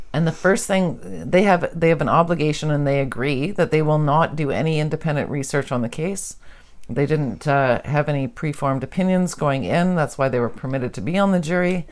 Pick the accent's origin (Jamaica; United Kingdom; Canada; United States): Canada; we're Canadian.